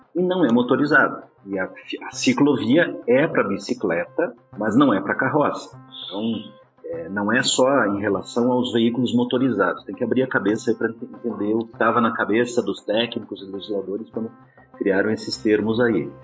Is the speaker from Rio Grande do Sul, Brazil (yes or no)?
yes; Rio Grande do Sul, Brazil; moved away; eu sou gaúcho de nascimento